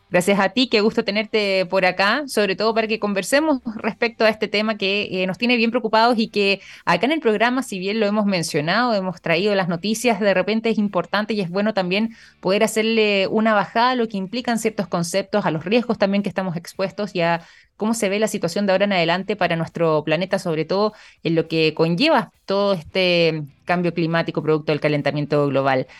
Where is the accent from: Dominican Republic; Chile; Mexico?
Chile; nuestro país